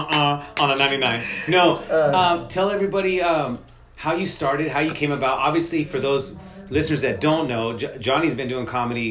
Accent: Modesto, California, United States; people know I'm from Modesto, 209 through and through.

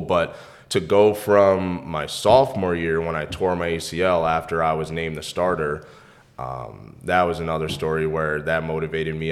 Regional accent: New York, United States; moved away as an adult; I'm from New York

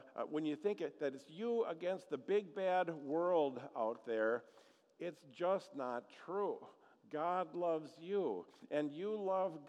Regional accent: Eagle River, Wisconsin, United States; growing up in Eagle River, Wisconsin

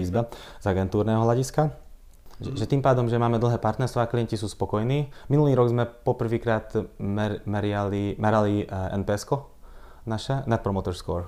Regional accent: Dunajská Streda, Trnava Region, Slovakia; ja som rodák z Dunajskej stredy

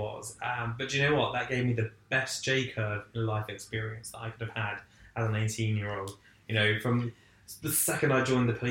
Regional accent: Essex, East of England, United Kingdom; I actually went to work for a small publishing company in my hometown

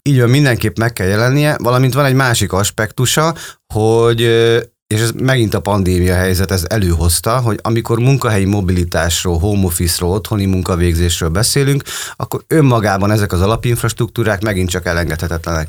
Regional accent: a settlement in Békés, Hungary; now in Szeged, Hungary; egy békési településről származom, tehát vidéki gyerekként

